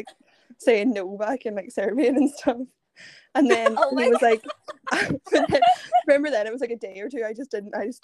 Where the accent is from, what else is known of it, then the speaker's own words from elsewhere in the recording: Ireland; also born or lived in Verona; I am from Ireland